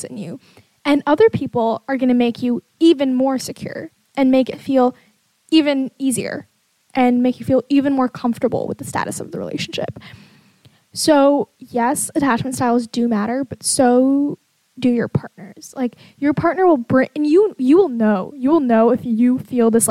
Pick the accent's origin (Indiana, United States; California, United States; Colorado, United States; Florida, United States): California, United States; I'm a 22-year-old who was born in California